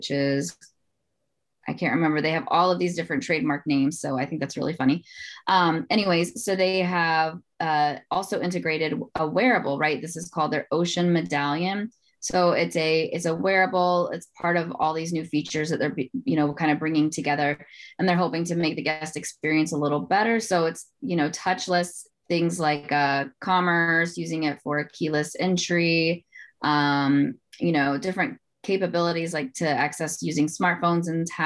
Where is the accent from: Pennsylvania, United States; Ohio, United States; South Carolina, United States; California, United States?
South Carolina, United States; moved away; also born or lived in Atlanta; my home state, South Carolina